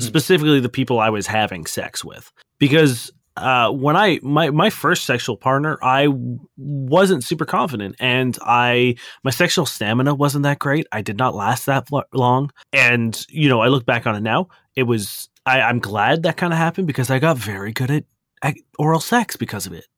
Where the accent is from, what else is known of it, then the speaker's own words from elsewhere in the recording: Canada; we are Canadian and not American